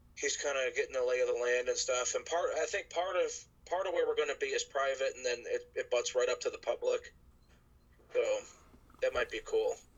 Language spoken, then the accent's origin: English; Ohio, United States; I'm from Ohio